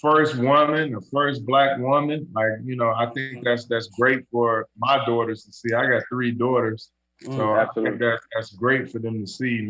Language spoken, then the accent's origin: English; Detroit, Michigan, United States; it was good to see my city representing like